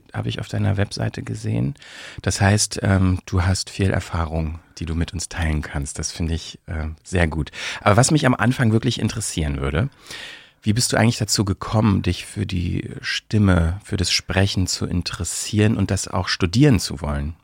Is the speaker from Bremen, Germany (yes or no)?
no; Brandenburg, Germany; accent: Berlinerisch; moved away as an adult; also born or lived in Bielefeld; now in Berlin, Germany; eigentlich komme ich aus Brandenburg und so, ne, so berlinerisch ist schon sowas, was ich, äh, womit ich aufgewachsen bin